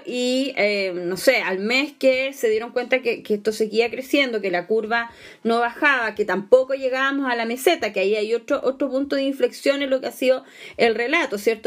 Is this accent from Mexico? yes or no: no; Chile; Como sociedad chilena